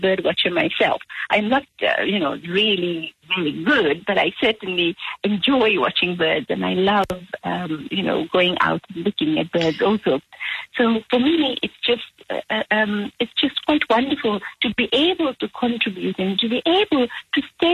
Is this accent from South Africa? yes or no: yes; South Africa; I grew up in South Africa